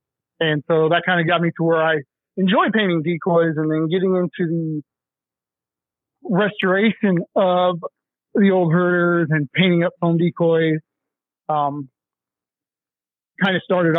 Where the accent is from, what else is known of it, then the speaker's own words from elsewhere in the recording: Colorado, United States; We're actually originally from Colorado.